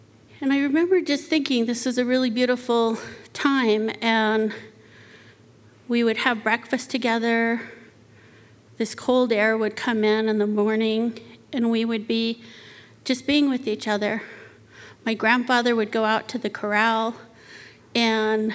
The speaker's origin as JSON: {"language": "English", "region": "Arizona", "country": "United States", "tie": "born or raised there", "said": "When I was little, I grew up on the Navajo Reservation"}